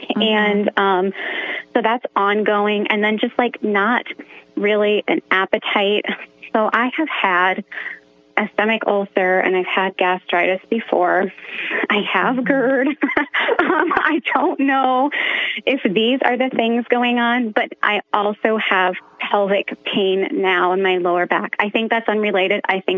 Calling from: Sioux City, Iowa, United States; So I'm from Sioux City, Iowa, and I hope you have a lot of fun with your son.

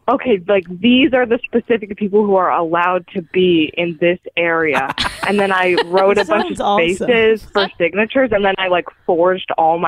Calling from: Bay Area, California, United States; And I'm calling from the Bay Area in California.

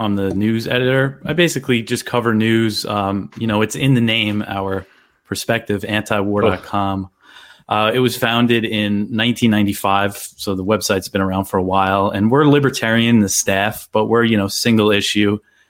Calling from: Virginia, United States; I live in Virginia. I'm about 3 hours south of Washington, D.C., so pretty far from the capital there.

